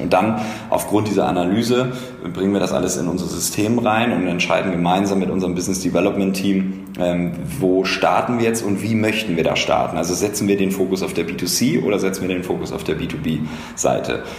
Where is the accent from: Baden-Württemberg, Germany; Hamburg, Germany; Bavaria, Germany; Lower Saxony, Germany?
Hamburg, Germany; moved away as an adult; also born or lived in Passau / Cologne; now in Berlin, Germany; ich komme ursprünglich aus Hamburg